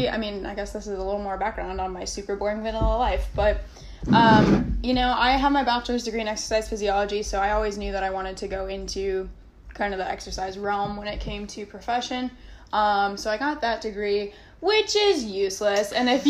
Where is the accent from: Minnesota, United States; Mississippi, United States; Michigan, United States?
Minnesota, United States; moved away as an adult; I'm from Minnesota originally, so I was just like, I'm gonna go somewhere warm, and here we are.